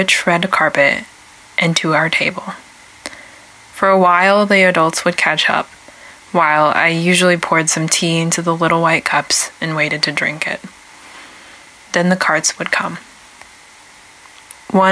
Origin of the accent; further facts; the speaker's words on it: Portland, Oregon, United States; also born or lived in China; I was raised on the Siletz, Multnomah, and Clackamas tribal lands, which are also known as Portland, Oregon